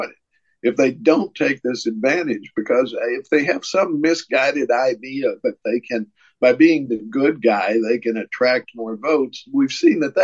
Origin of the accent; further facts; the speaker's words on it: Tennessee, United States; my hometown senator, Marsha Blackburn